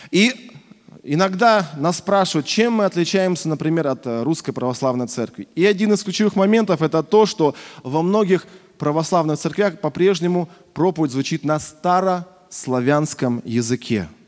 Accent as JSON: {"language": "Russian", "country": "Russia", "tie": "born or raised there", "also_born_or_lived": "Krasnoyarsk", "said": "я родился в Красноярске, но большую часть жизни прожил в небольшом провинциальном городе в своей молодости."}